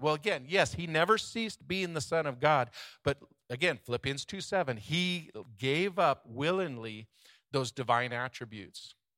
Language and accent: English; United States; We grew up in America